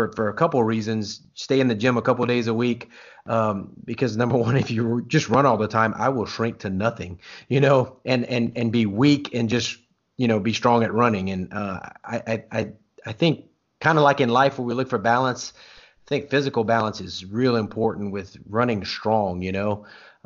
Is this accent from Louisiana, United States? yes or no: yes; Louisiana, United States; now in Oklahoma, United States; I'm from Louisiana originally, and I live in Oklahoma now